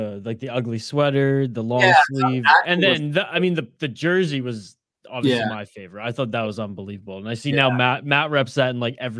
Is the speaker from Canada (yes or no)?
yes; Canada; full disclosure, I'm Canadian